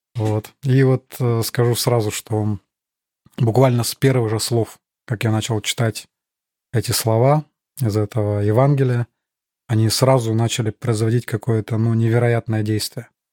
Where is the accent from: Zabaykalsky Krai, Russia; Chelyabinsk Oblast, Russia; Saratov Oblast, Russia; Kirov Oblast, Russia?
Zabaykalsky Krai, Russia; Chita; moved away as an adult; now in Germany; Родился я в Чите, это столица Забайкальского края, Восточная Сибирь